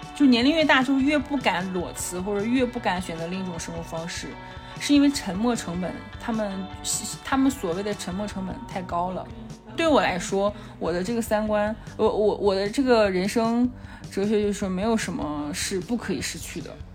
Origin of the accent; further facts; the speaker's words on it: Dalian, Liaoning, China; moved away as an adult; also born or lived in Shanghai / Dali; now in Chengdu, China; 我的老家，呃，在辽宁大连嘛